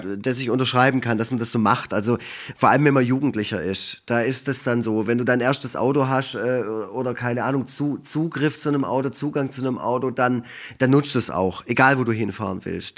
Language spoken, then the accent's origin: German; Wildberg, Baden-Württemberg, Germany; Ich komme aus Effringen, da wohnen 1500 Menschen. Das ist ein kleines Dorf, eingemeindet äh, zu Wildberg